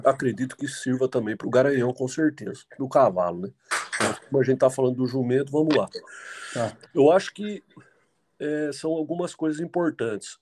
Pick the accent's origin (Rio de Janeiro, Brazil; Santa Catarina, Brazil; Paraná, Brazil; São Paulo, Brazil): São Paulo, Brazil; Jundiaí; Sou nascido e criado aqui em Jundiaí, São Paulo